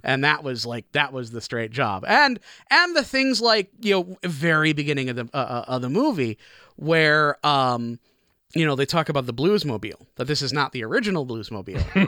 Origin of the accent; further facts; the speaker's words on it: Chicago, Illinois, United States; born or raised there; moved away as an adult; now in Tacoma, United States